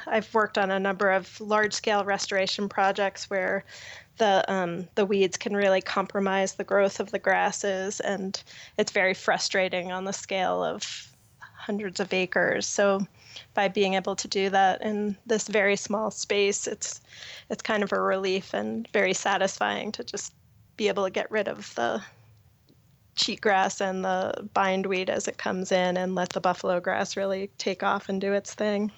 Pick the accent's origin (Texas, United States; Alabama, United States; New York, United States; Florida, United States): New York, United States; Long Island; moved away as an adult; now in Boulder, Colorado, United States; I grew up on Long Island